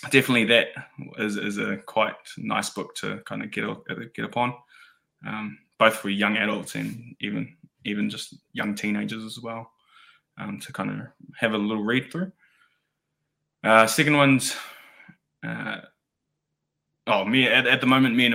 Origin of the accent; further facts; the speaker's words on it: New Zealand; now in Wellington, New Zealand; being that first New Zealand born kind of generation